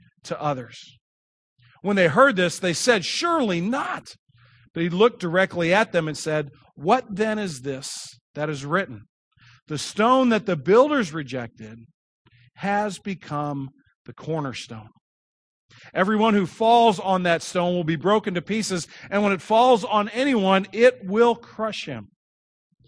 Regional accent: Kirkwood, Missouri, United States; I grew up here in Kirkwood

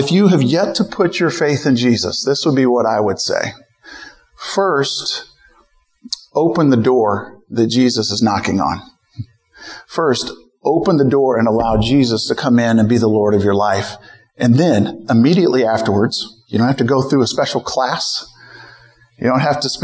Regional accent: St. Louis, Missouri, United States; moved away as an adult; now in San Francisco Bay Area, United States; I grew up in St. Louis

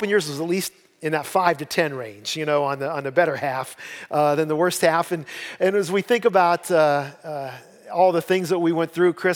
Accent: Columbiana County, Ohio, United States; I'm from Columbiana County

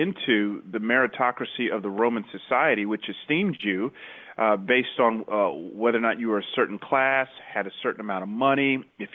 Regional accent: Atlanta, Georgia, United States; moved away as an adult; also born or lived in Memphis, Tennessee; now in Mountain View, United States; I grew up in the Bible Belt in Atlanta

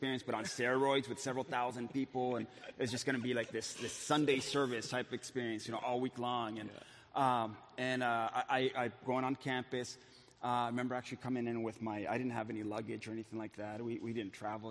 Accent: Los Angeles, California, United States; moved away as an adult; now in Santa Ana, United States; I grew up in East LA.

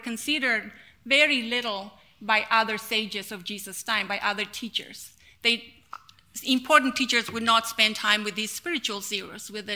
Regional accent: La Paz, Bolivia; I was born in La Paz, which you're looking at there on your screen is La Paz City, which is the highest city in the world.

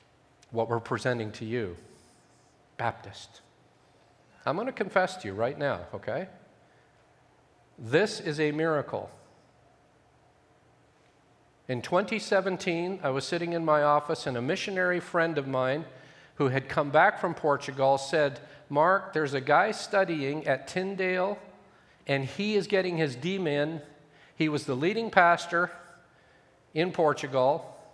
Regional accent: Ethiopia; I grew up in Ethiopia. My parents were with the SIM, And I lived in Ethiopia for 17 years

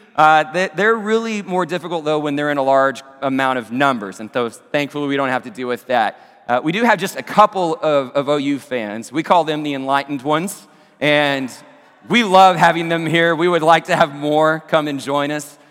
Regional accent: Abilene, Texas, United States; my hometown Abilene Christian University

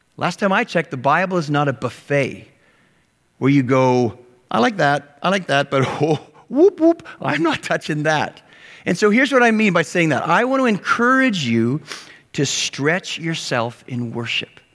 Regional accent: Western Canada, Canada; moved away; I grew up in Western Canada

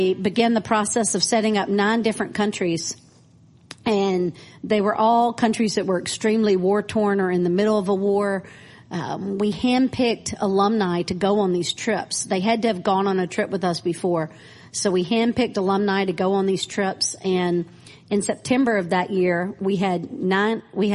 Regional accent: Clinton, Mississippi, United States; moved away as an adult; also born or lived in Nashville, Tennessee; now in Cambodia; I am from Clinton, Mississippi, born and raised, but came to, as soon as I graduated college, came to Nashville. And so Nashville was home for 20 years before I went to Cambodia

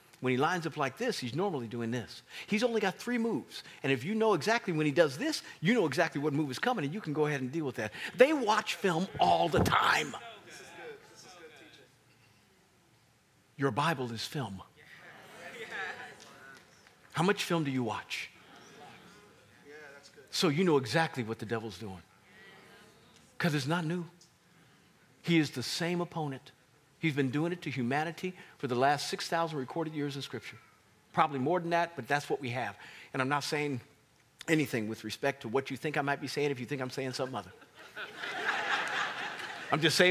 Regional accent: Kansas, United States; now in Virginia, United States; I come from Kansas

